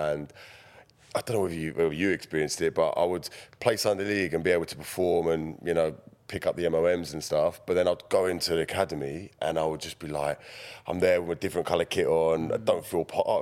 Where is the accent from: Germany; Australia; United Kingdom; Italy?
United Kingdom; Feltham, London; also born or lived in Hounslow; I grew up in Feltham down the road. I went to school in Hounslow.